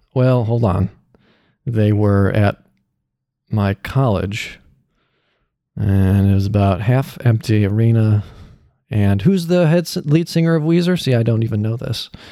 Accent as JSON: {"language": "English", "region": "Illinois", "country": "United States", "moved": "as an adult", "lives_now": "California, United States", "said": "I am from Illinois"}